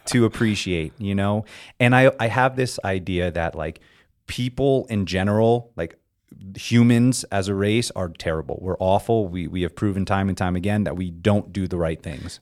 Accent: South Florida, United States; moved away as an adult; now in California, United States; I grew up in South Florida, and my outdoor community was on the sea

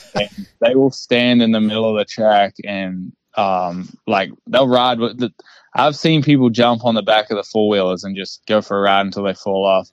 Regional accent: New Zealand; moved away as an adult; now in United States; I'm originally from New Zealand, so I I packed my bags and uh, 2018 and left New Zealand

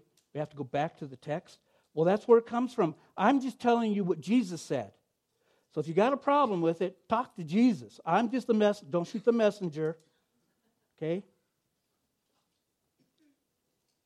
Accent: Oregon, United States; moved away; I grew up on the West Coast in Oregon

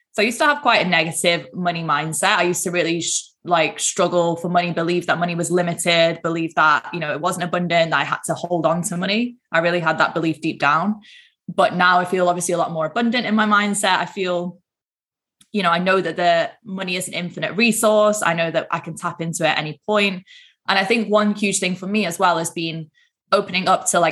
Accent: Manchester, North West England, United Kingdom; I'm from up north, I'm from Manchester

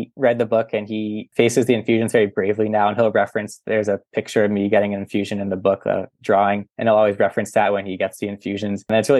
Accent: Boston, Massachusetts, United States; I'm from the Boston area, and there's major hospitals

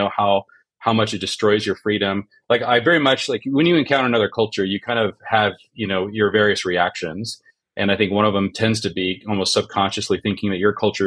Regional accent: just south of Seattle, Washington, United States; I grew up in the Northwest, not too far from you, in Seattle, just south of Seattle

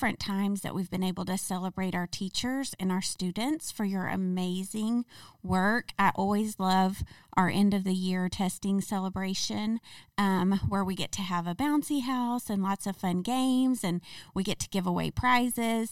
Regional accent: Springdale, Arkansas, United States; grew up in Springdale. I've lived here my whole life

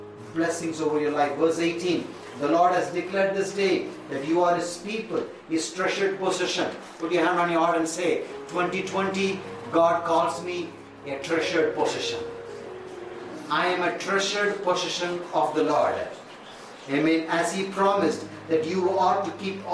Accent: India; also born or lived in Tamil Nadu; I am an Indian

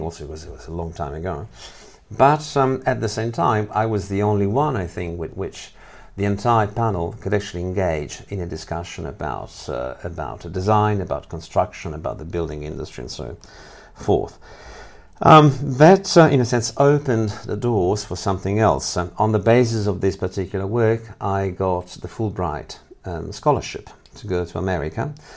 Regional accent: Italy; moved away as an adult; now in Lausanne, Switzerland; I'm originally from Italy, even though I work here

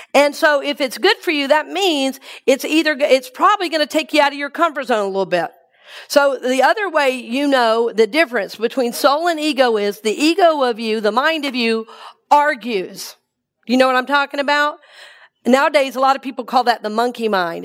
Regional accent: Atlanta, Georgia, United States; now in Tampa, United States; I grew up in Atlanta.

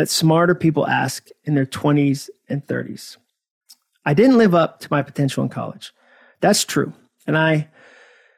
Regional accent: Hudson, Massachusetts, United States; moved away as an adult; also born or lived in Birmingham, Alabama; I had arrived in Alabama from my hometown of Hudson, Massachusetts

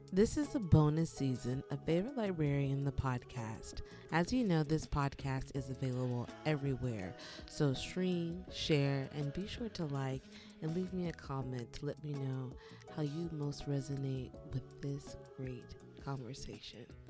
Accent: the South, United States; born or raised there; moved away as an adult

